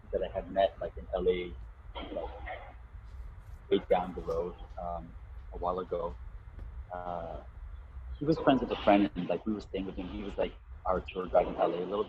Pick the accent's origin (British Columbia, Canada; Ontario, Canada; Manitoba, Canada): Ontario, Canada; Mississauga; moved away as an adult; also born or lived in Toronto / Hamilton; now in New Brunswick, Canada; I was born in Toronto and then I lived in Mississauga for like about 10, and then moved to Hamilton, around 88, and then from there, and then I moved to Toronto around like, I think it was like 98, I moved to Toronto, and was there